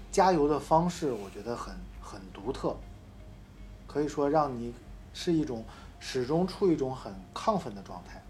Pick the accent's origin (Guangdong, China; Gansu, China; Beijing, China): Beijing, China; 我也是北京人